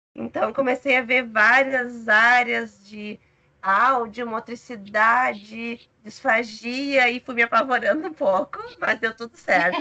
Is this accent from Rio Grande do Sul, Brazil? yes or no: yes; São Leopoldo, Rio Grande do Sul, Brazil; also born or lived in Santa Maria; Eu sou gaúcha, sou de São Leopoldo, região metropolitana de Porto Alegre